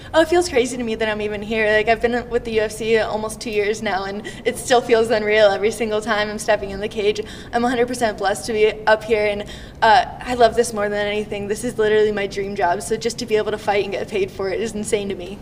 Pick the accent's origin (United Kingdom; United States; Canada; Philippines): Canada; Canada, my home country